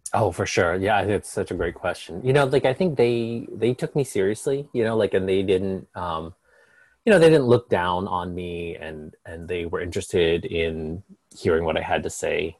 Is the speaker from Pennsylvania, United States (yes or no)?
yes; Carlisle, Pennsylvania, United States; moved away as an adult; also born or lived in New York City; now in Maine, United States; I grew up in um, Carlisle, Pennsylvania